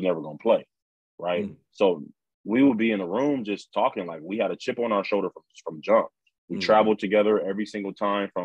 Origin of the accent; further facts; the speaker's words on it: Los Angeles, California, United States; I'm from the Crenshaw district. I mean, LA.